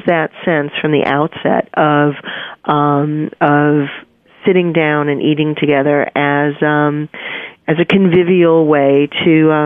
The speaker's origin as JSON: {"language": "English", "town": "New York City", "region": "New York", "country": "United States", "tie": "born or raised there", "said": "I'm a New Yorker. I was born and raised here"}